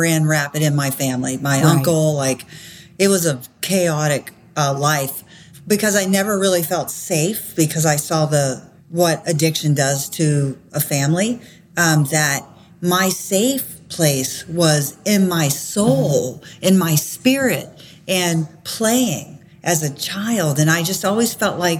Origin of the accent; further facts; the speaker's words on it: Florida, United States; I grew up in Florida